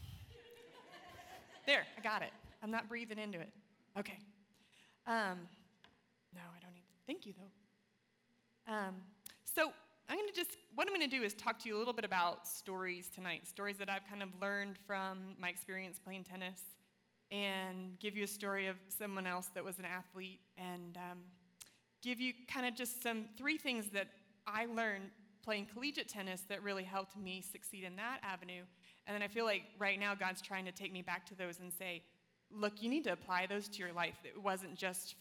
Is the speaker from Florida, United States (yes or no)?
yes; Florida, United States; I grew up in Florida, one of the most competitive states in the nation